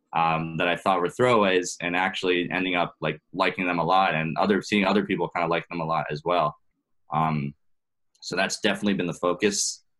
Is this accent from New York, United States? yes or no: yes; New York City, New York, United States; also born or lived in Boston; I was uh, born and raised in New York, uh, in Manhattan, actually